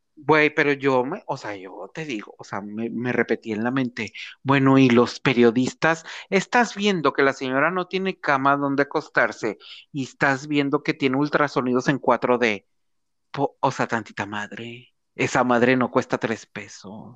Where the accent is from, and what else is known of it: Monterrey, Nuevo León, Mexico